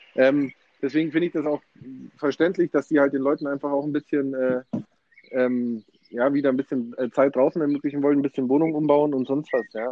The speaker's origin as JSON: {"language": "German", "country": "Germany", "said": "bei uns in Deutschland"}